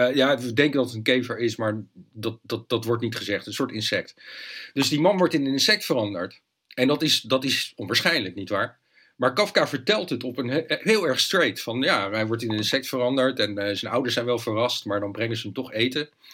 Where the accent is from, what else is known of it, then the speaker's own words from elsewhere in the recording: Leiden, South Holland, Netherlands; moved away as an adult; ik ben in Leiden opgegroeid, daar gebeurde nooit iets